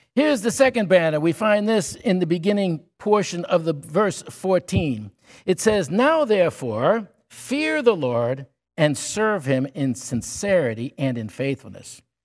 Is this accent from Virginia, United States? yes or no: no; Cazenovia, New York, United States; the town I grew up was, my mother called the town that we grew up Camelot. It was called Casanova in New York